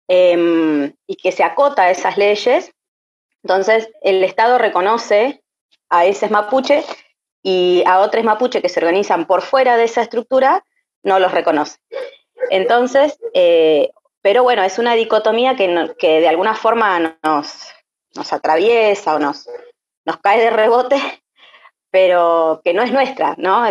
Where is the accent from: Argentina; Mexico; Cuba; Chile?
Argentina; Buenos Aires; moved away as an adult; also born or lived in La Pampa; now in Los Menucos, Argentina; nací y me crié en Buenos Aires, eh, y ahora actualmente vivo acá en los Menucos.